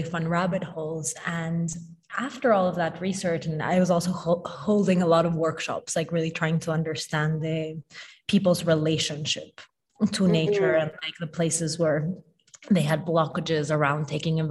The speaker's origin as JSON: {"language": "English", "region": "Mexico City", "country": "Mexico", "tie": "born or raised there", "also_born_or_lived": "New York / Tokyo", "moved": "yes", "said": "I grew up in Mexico City, and I lived in New York for a really long time"}